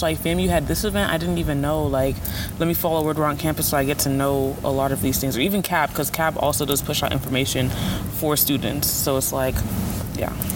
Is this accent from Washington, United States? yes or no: no; Broward County, Florida, United States; I'm from Broward County, Florida